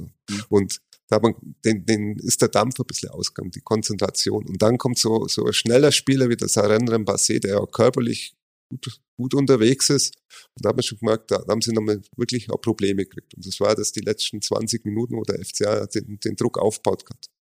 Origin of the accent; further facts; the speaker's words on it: Augsburg, Bavaria, Germany; gebürtiger Augsburg